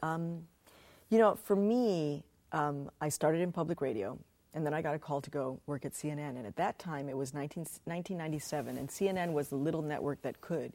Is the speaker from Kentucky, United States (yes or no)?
no; Chicago, Illinois, United States; when I was a kid growing up in Chicago